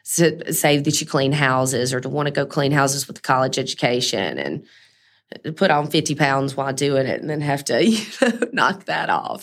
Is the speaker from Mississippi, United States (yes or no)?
yes; Mississippi, United States; I'm from Mississippi, so that's really where the diva brand started.